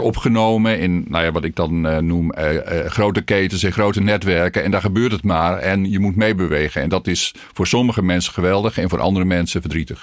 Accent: North Groningen, Netherlands; moved away as an adult; also born or lived in Tilburg / Riethoven; Ik kom uit Noord-Groningen

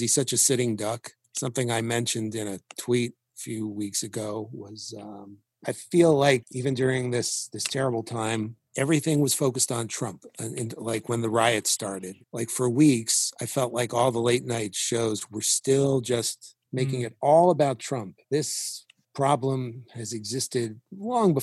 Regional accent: New York, United States; I was from New York

